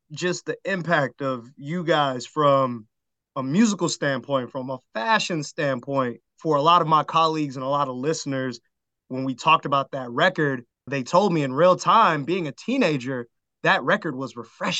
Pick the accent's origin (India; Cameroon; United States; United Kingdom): United States; California; I grew up in California. My folks was listening